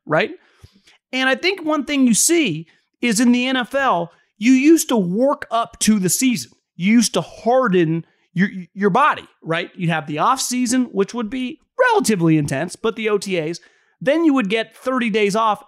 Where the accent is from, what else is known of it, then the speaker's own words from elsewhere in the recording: West Coast, United States; I'm from the West Coast